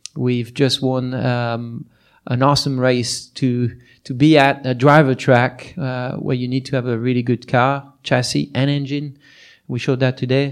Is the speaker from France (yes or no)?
yes; France; moved away; my hometown